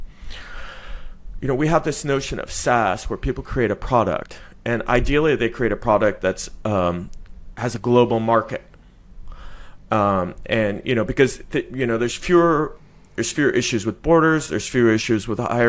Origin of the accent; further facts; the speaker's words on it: Silicon Valley, California, United States; moved away; I'm originally from California, from the Silicon Valley